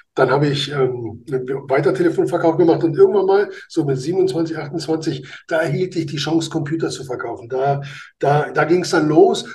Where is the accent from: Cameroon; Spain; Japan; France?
Spain; now in Germany; als Spanier